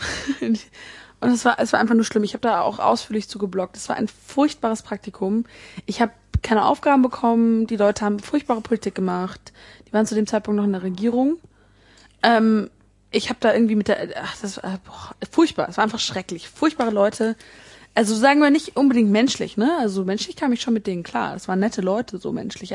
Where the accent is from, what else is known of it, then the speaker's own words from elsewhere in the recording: Bonn, North Rhine-Westphalia, Germany; ich komme ja ne, aus Bonn